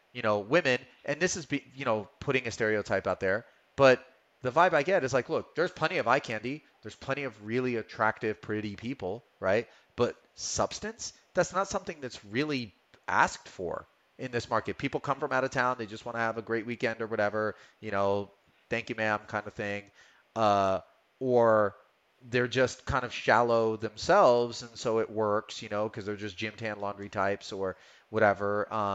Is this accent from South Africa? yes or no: no; California, United States; You know, yeah, man, because I come from California.